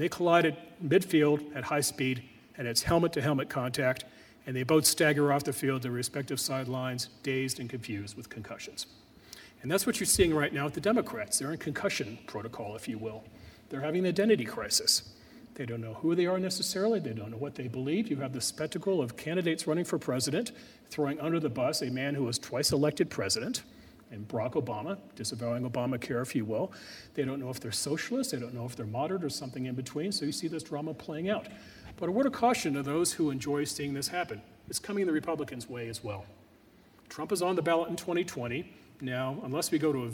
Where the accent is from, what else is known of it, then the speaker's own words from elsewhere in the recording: California, United States; as a Californian